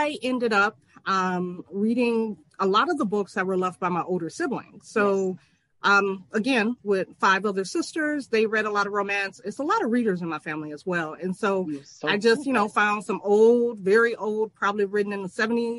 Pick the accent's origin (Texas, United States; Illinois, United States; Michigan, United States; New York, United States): Michigan, United States; I'm also from Michigan, born and raised, and I still reside in Michigan, though not in my hometown